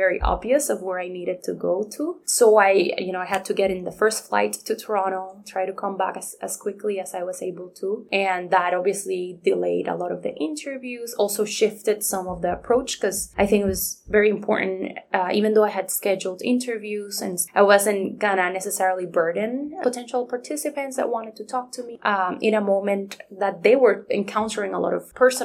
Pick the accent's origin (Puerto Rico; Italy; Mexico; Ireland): Puerto Rico; first language Spanish; English is a second language; moved away as an adult; now in Kingston, Canada; I was from Puerto Rico